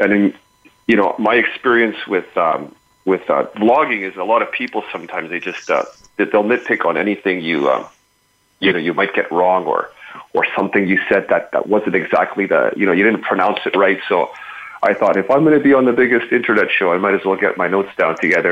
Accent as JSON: {"language": "English", "town": "Montreal", "region": "Quebec", "country": "Canada", "said": "I'm from Montreal"}